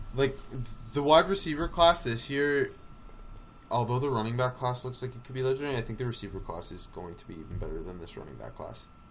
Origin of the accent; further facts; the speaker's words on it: Eugene, Oregon, United States; I grew up in Eugene